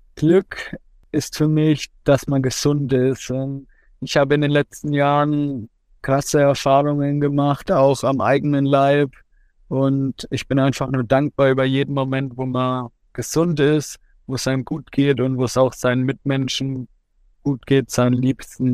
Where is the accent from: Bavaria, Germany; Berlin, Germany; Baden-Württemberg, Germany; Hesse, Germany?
Bavaria, Germany; Coburg; Heimat ist für mich mein Zuhause, da wo ich aufgewachsen bin, da wo meine Familie, meine Freunde alle zusammen sind. Und es ist für mich immer schön, in Coburg zu sein. Und ich bin auch froh, dass ich ja, 25 Jahre von meinem Leben jetzt hier verbracht habe